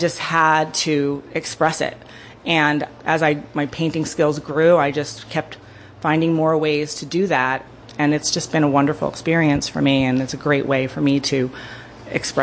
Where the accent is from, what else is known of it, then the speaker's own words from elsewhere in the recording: New Jersey, United States; moved away as an adult; now in Wayne County, Pennsylvania, United States; I live in Wayne County, up northern Wayne mostly, and I'm originally from New Jersey. I've been here since 1993